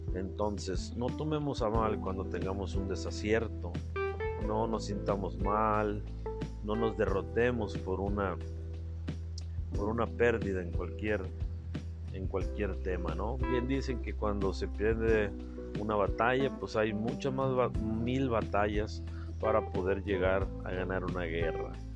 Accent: Carbó, Sonora, Mexico; desde mi pueblo, desde mis raíces, desde Carbo Sonora

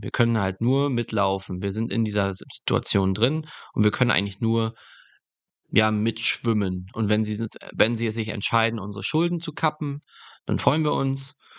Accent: Germany; dass wir als Deutsche so solidarisch sind

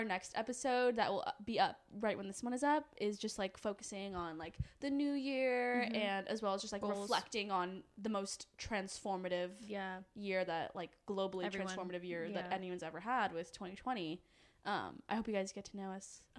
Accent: San Francisco Bay Area, California, United States; where I'm from is like I'm from San Francisco, California, but like Bay Area, like suburbs

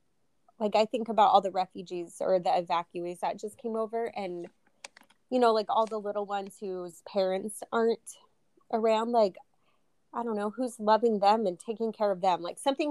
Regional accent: Dallas, Texas, United States; Yeah, I was born in Dallas, Texas, and then I was adopted.

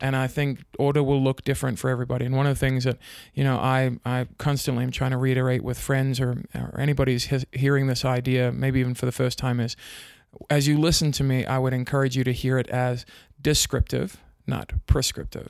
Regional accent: South Africa; now in United States; I grew up in South Africa, but I've lived in the States for a long time

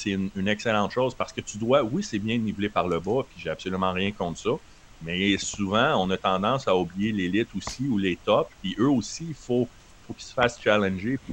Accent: Winnipeg, Manitoba, Canada; moi je viens de Winnipeg euh, les dernières années

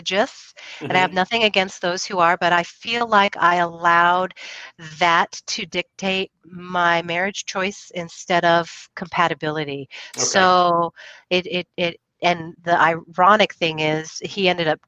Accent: Puyallup, Washington, United States; also born or lived in McChord Air Force Base, Washington; I grew up on the Air Force Base, McCord Air Force Base

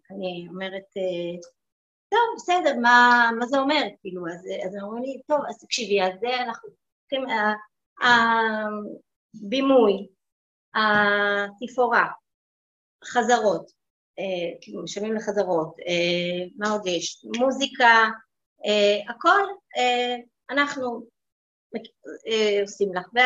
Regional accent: Ramat Gan, Tel Aviv District, Israel; גדלתי ברמת גן, בבית חילוני.

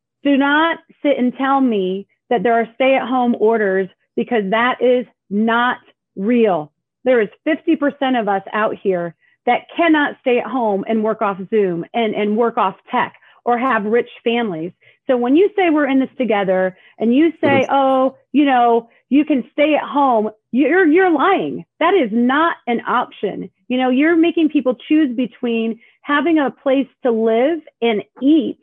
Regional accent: Indiana, United States; moved away as an adult; now in Los Angeles, United States; I'm from Indiana, all my family's there.

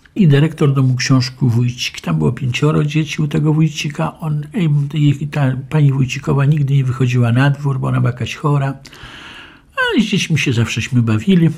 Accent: Lublin, Lublin Voivodeship, Poland; Urodziłem się w Lublinie 20 kwietnia 1948 roku

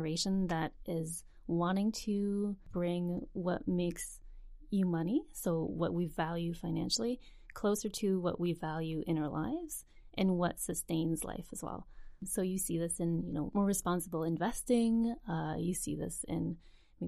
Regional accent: New Brunswick, Canada; moved away as an adult; also born or lived in Montreal; now in Vancouver, Canada; Grew up in New Brunswick and then headed to Montreal after university.

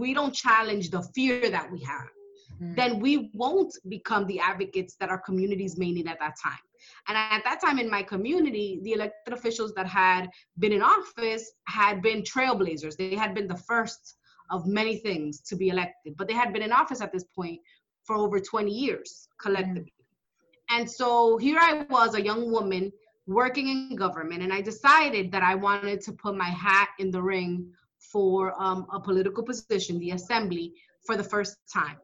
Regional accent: New York, United States; also born or lived in Dominican Republic; I was growing up in Washington Heights, in Manhattan, in Upper Manhattan

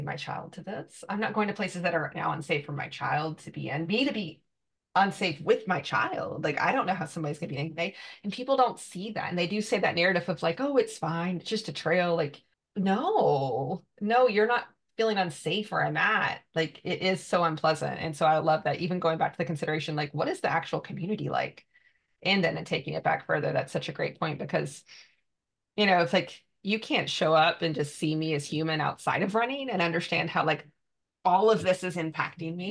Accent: the South, United States; moved away; we are from the South

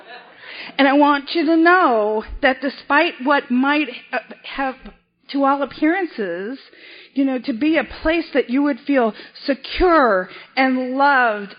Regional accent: Boston, Massachusetts, United States; I was born and raised in South Boston, Massachusetts

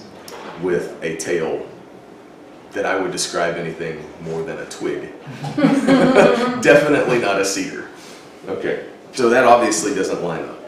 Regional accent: Texas, United States; I grew up in Texas

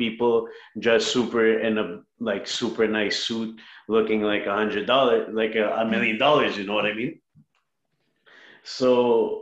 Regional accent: Montreal, Quebec, Canada; I'm from Montreal, Canada.

